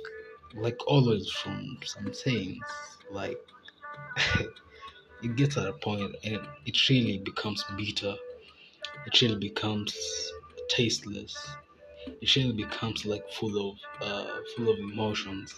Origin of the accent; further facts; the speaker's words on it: Kenya; I'm Kenyan, like, I'm very real Kenyan